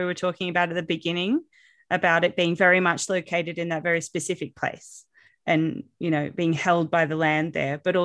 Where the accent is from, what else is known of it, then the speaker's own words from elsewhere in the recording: England, United Kingdom; now in Australia; I'm first generation. So I was born in England